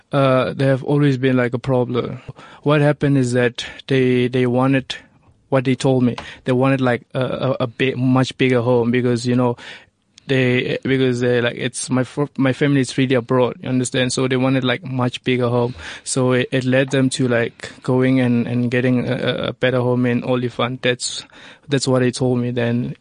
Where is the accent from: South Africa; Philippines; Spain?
South Africa; Experience in both sides of being a South African fashion icon, social media personality, and master of ceremonies.